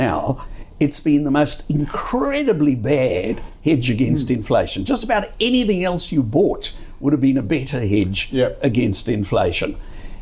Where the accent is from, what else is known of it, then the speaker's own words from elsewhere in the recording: South Africa; now in Australia; I come from South Africa originally